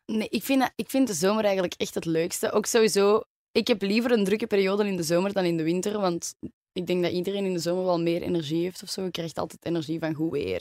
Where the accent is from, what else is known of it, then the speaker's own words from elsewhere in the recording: Antwerp, Flanders, Belgium; also born or lived in Germany; ik ben echt geboren en getogen in Antwerpen.